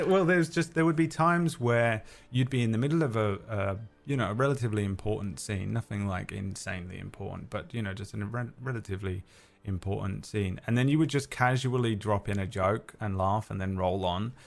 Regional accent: London, United Kingdom; accent: London; my natural London accent

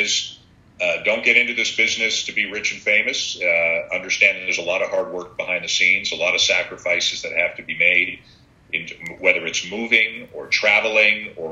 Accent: Toronto, Ontario, Canada; moved away; I'm born and raised in Toronto

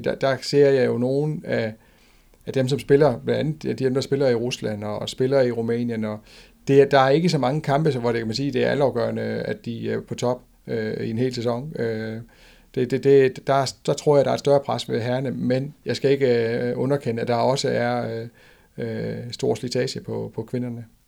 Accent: Denmark

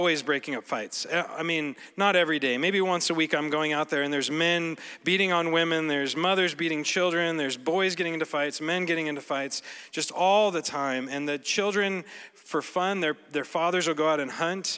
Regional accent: Colorado, United States; moved away as an adult; now in Cameroon; I grew up in Colorado

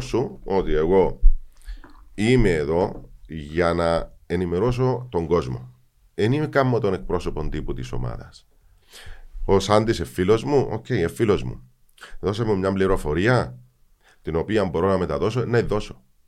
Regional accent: Cyprus; Εγώ που γεννήθηκα στη Λευκοσία, έζησα την εισβολή, α πούμε, που είμαι 5-10 χρονών

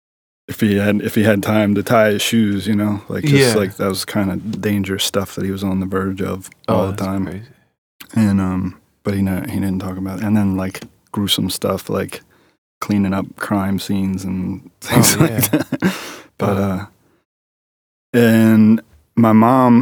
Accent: Fullerton, Maryland, United States; I grew up in Overly Fullerton, right in this area, like probably another 5 miles from here, 10 miles tops.

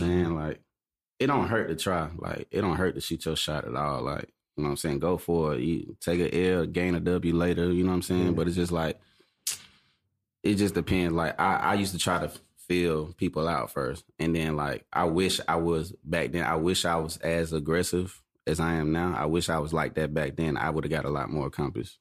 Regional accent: Atlanta, Georgia, United States; I'm from Atlanta. Mm. Uh, born and raised

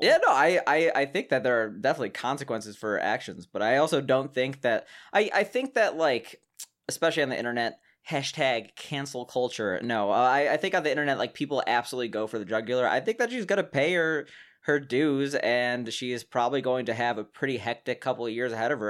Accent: Chicago, Illinois, United States; we're both from Chicago

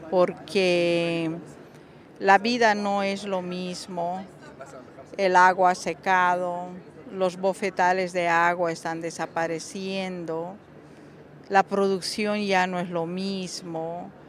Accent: Bolivia; soy aymara de, de Bolivia Em, bueno, Bolivia como país somos una mayoría indígena

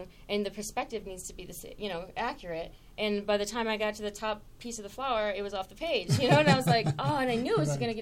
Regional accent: Saginaw, Michigan, United States; I grew up in Michigan in a relatively small town called Saginaw.

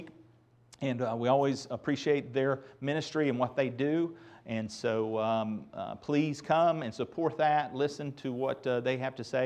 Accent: Asheboro, North Carolina, United States; moved away; my hometown of Asheboro

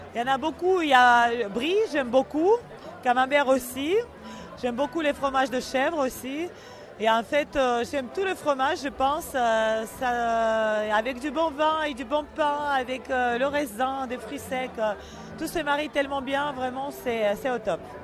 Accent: Georgia; now in France; moi, je viens de Georgie

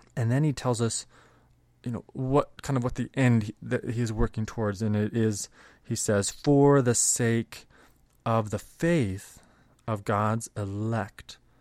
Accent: Canada; both, uh, Mike and I growing up in Canada

